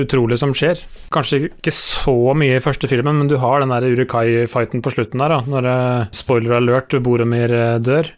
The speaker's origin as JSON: {"language": "Norwegian", "region": "Østfold", "country": "Norway", "said": "jeg er fra Råne Østfold"}